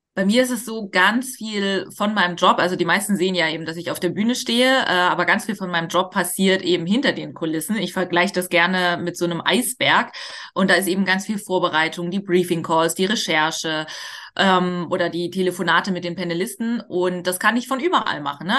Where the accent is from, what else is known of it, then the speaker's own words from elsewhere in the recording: Hamburg, Germany; ich komme auch aus Hamburg